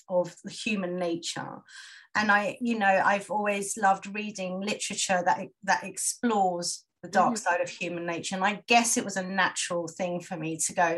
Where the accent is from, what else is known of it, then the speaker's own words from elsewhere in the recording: London, United Kingdom; I'm from London